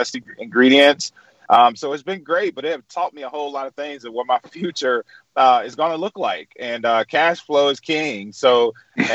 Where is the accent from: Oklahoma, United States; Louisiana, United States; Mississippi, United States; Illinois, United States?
Mississippi, United States; Edwards; now in Jackson, United States; I grew up in Edwards with no shoes on, chasing blueberries and digging up sweet potatoes